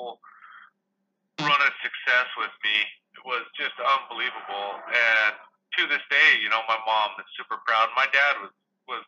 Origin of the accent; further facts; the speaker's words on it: Chester, Montana, United States; moved away; I grew up in Liberty County, which is, hell, there's maybe 1,100 people there